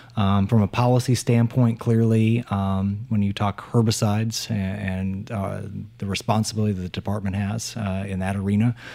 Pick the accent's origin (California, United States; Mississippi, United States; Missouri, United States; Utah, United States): Missouri, United States; Appleton City; also born or lived in Jefferson City, Missouri; we relocated from Jefferson City back to Appleton City